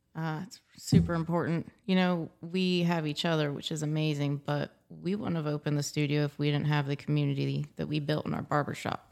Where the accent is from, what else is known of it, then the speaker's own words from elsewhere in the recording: Elizabethtown, Pennsylvania, United States; also born or lived in Florida; I moved up here in about the second grade. I've lived here the rest of my life.